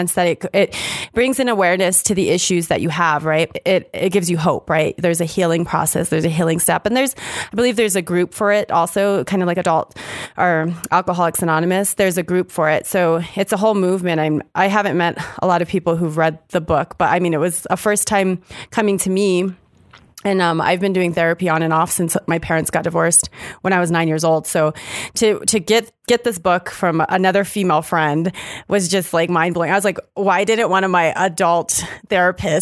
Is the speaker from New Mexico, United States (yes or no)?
yes; Las Cruces, New Mexico, United States; also born or lived in Albuquerque, New Mexico; We are New Mexico born and raised. I was born and raised in Las Cruces.